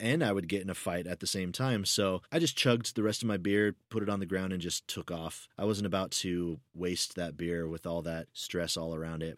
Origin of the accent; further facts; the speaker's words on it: United States; accent: American; I'm American